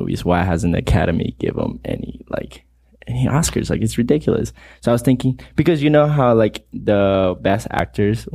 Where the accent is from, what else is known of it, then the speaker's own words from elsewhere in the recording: Peru; moved away; I'm from Peru.